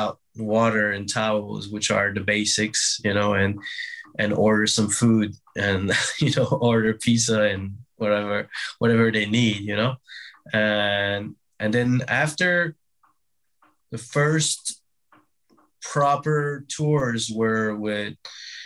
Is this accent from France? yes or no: yes; Brittany, France; moved away as an adult; now in New York, United States; Grew up in France, grew up in Brittany.